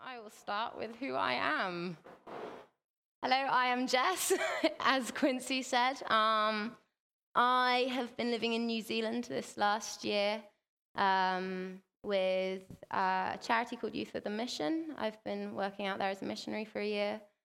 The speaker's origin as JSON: {"language": "English", "region": "England", "country": "United Kingdom", "said": "we're from England"}